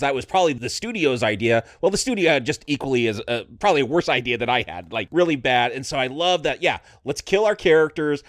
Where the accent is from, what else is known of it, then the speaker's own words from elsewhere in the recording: Vasquez Rocks area, California, United States; this is my hometown. Like Vasquez Rocks, where that Star Trek episode takes place and where Bill and Ted's going to get thrown off, that was just a few miles from where I lived